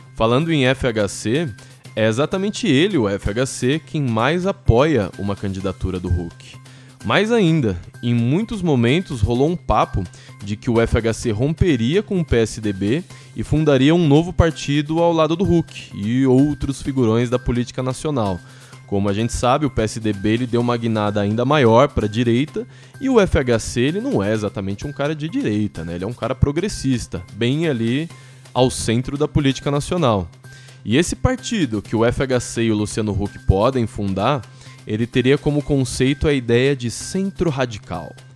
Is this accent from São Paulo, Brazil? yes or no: yes; Santo André, São Paulo, Brazil; also born or lived in São Caetano do Sul / São Bernardo do Campo; Eu nasci em São Caetano, morei a vida toda em Santo André, estudei em São Bernardo e agora voltei para São Caetano.